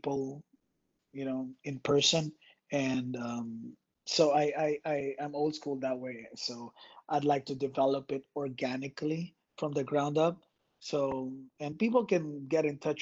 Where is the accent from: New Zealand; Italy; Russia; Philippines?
Philippines; moved away as an adult; now in Los Angeles, United States; I was born and raised in a tiny archipelago in Southeast Asia, the Philippines. I moved here when I was 18 in Los Angeles